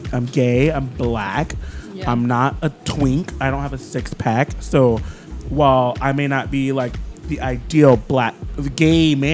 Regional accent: Ohio, United States; born or raised there; also born or lived in Florida / Miami; now in New York, United States

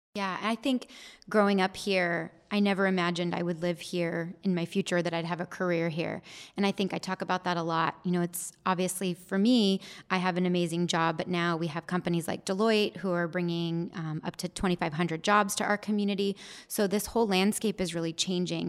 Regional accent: Gilbert, Arizona, United States; I grew up in Gilbert.

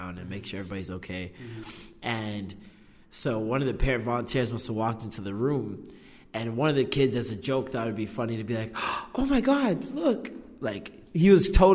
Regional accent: Vaughan, Ontario, Canada; also born or lived in Oakwood, Toronto / Trethewey, Toronto / Malvern, Toronto; now in Toronto, Canada; the majority of my life in Maple until like I was probably like 19, 20

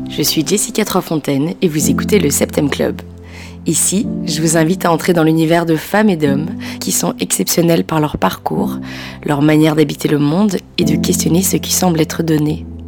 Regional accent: Belgium; j'ai grandi en Belgique

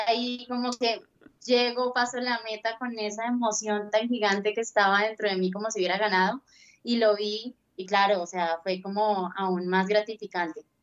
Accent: Colombia; soy como colombiana

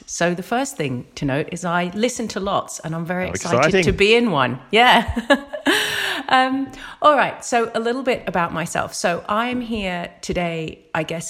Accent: United Kingdom; accent: British; now in Australia; I came out of university, that was in the UK, obviously by my accent.

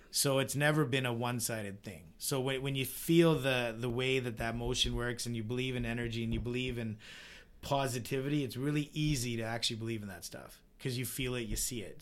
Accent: Vernon, British Columbia, Canada; growing up in Vernon

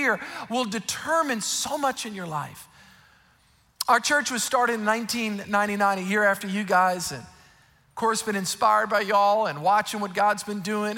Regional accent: South Louisiana, United States; I grew up in South Louisiana

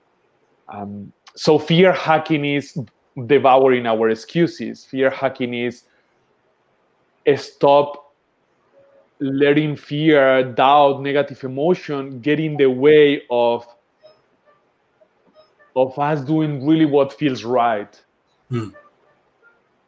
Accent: southern Spain, Spain; I'm growing up in a hippie community in the south of Spain. That's where I was born in Spain.

